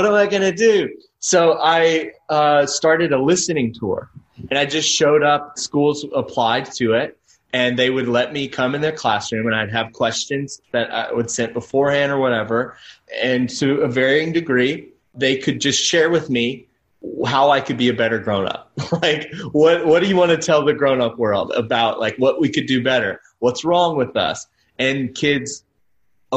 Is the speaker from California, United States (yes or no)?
no; Tennessee, United States; where did you grow up? And I said, Tennessee